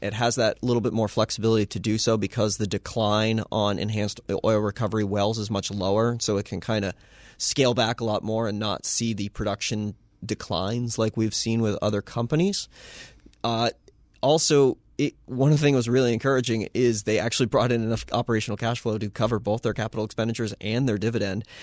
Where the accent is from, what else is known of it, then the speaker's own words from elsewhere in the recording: United States; we in the United States, a, as American investors